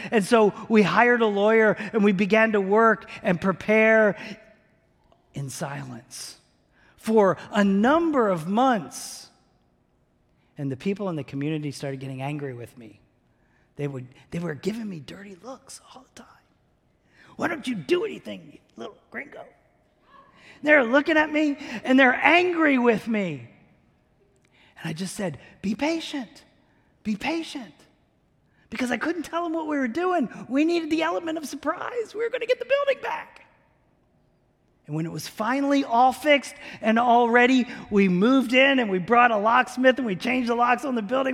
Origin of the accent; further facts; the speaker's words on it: New Jersey, United States; moved away; I grew up in New Jersey